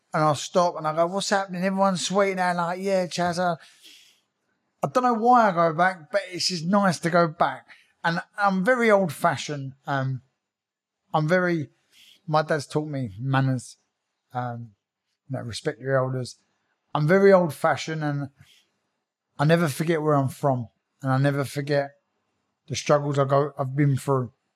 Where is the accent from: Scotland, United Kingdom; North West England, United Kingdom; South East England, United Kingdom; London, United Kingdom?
London, United Kingdom; Croydon; I was born in Croydon. Um, yeah, I'm, I'm, from a little council estate. Um, been there all my life